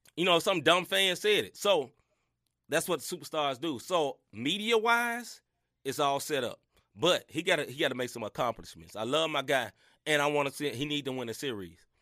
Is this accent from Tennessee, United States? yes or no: yes; Memphis, Tennessee, United States; I grew up in Memphis, Tennessee